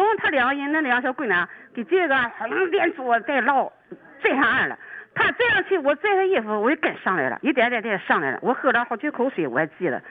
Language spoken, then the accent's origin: Chinese; Dalian, Liaoning, China; 俺大连人是就是衣衣服都淤了